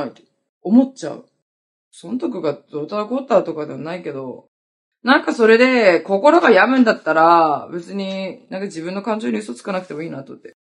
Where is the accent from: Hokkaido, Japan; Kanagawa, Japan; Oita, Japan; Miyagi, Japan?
Hokkaido, Japan; now in Okinawa, Japan; 私北海道出身なんだけど、沖縄に来た時に